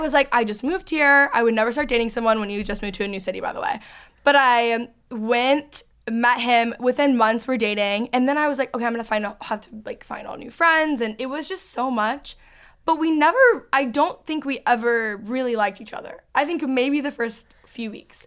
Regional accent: outside of Dallas, Texas, United States; moved away as an adult; also born or lived in Los Angeles; now in Dallas, United States; I grew up outside of Dallas

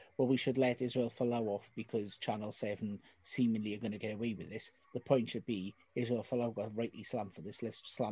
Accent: the South Wales Valleys, United Kingdom; someone from the deeper depths of the valleys, in case you can't tell by my accent

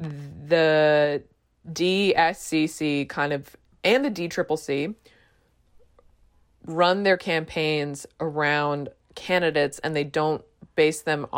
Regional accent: Texas, United States; And to say that as a Texan is pretty big.

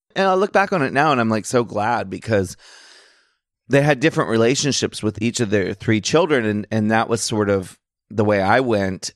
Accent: Annapolis, Maryland, United States; growing up in Maryland and being a kid who grew up in a very boring, uh, part, well, Annapolis

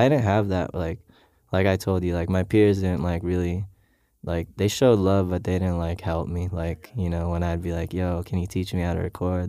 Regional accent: Philippines; moved away as an adult; now in Los Angeles, United States

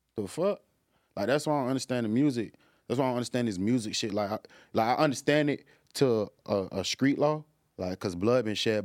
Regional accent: Jacksonville, Florida, United States; I'm from Jacksonville

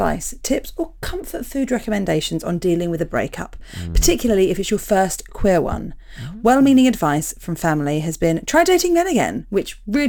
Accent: London, United Kingdom; now in New Zealand

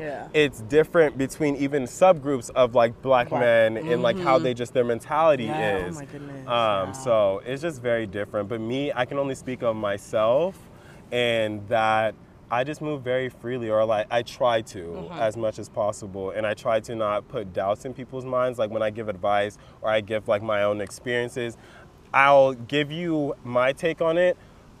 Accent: California, United States; I grew up in Orange County

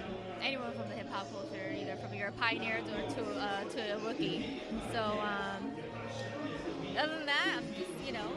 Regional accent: San Diego, California, United States; I'm from here. I'm native.

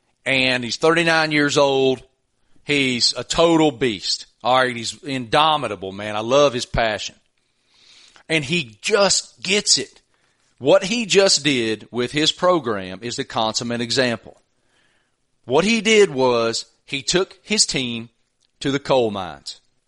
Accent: Pearisburg, Virginia, United States; also born or lived in Salem, West Virginia; my hometown, Parrisburg, Virginia is, I don't know, 10, 12 miles or something from the West Virginia border.

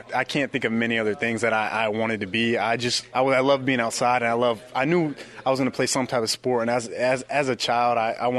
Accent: Milwaukee, Wisconsin, United States; I was born in Milwaukee, so I'm a Packers fan.

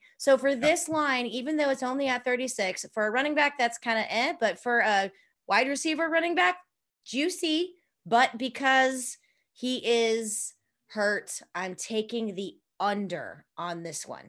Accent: St. Louis, Missouri, United States; now in Florida, United States; I'm a St. Louisan. I was born and raised in St. Louis.

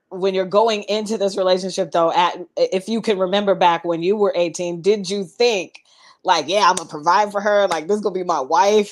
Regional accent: Seattle, Washington, United States; moved away as an adult; I'm from Seattle

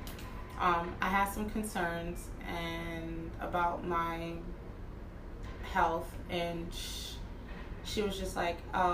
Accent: New Jersey, United States; moved away as an adult; now in Pennsylvania, United States; that's where I'm from Jersey.

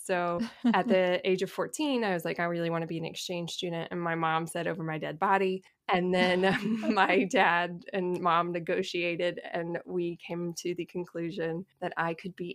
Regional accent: Monroe, Louisiana, United States; accent: Southern; I'm originally from Monroe, Louisiana, which is a relatively medium-sized city in northern Louisiana.

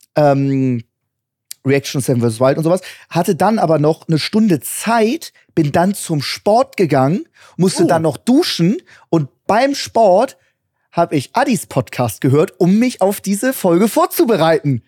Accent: Hamburg, Germany; now in New York, United States; Ich, ich, ich komme aus Hamburg

